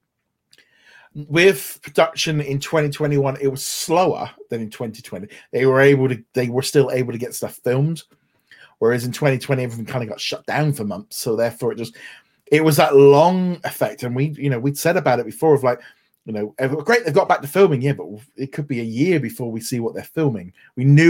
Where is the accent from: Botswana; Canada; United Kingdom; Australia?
United Kingdom; England; us as British, English